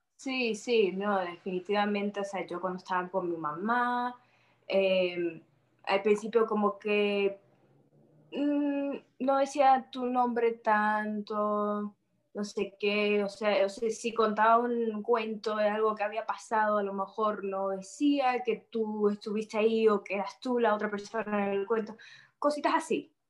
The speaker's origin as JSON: {"language": "Spanish", "town": "Miami", "region": "Florida", "country": "United States", "tie": "born or raised there", "also_born_or_lived": "Madrid, Spain"}